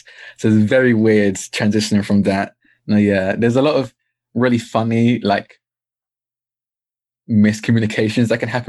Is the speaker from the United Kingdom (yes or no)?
yes; Essex, East of England, United Kingdom; accent: British; Like I'm from Essex, which is not posh in the slightest. It's the exact opposite of the spectrum of posh.